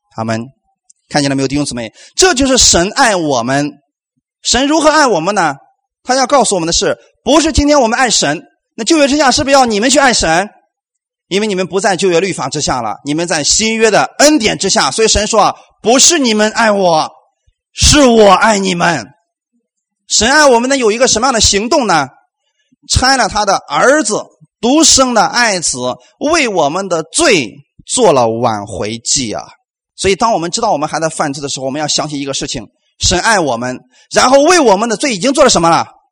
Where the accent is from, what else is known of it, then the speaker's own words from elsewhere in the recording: China; 我们中国人这一块儿啊，我们最多到哪里？到四，到四啊